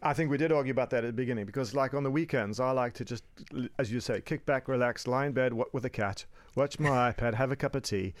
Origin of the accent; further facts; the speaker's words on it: Cape Town, Western Cape, South Africa; moved away as an adult; now in United Kingdom; I hail from sunny Cape Town, uh, but I've been in the U K for about twenty years.